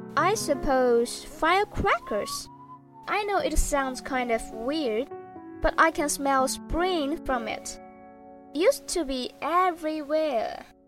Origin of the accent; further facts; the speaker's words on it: Shaoxing, Zhejiang, China; English is a second language; my hometown is Shaoxing, which is located in China's eastern Zhejiang province